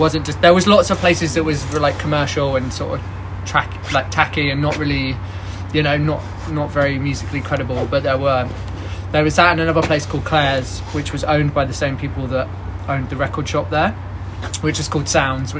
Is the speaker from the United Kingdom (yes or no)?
yes; Torquay, South West England, United Kingdom; In Torquay.